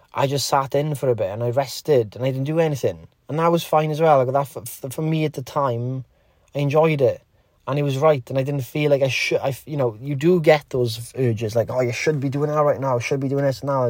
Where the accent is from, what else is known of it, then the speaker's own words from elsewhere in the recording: Wales, United Kingdom; Wales, in, in Great Britain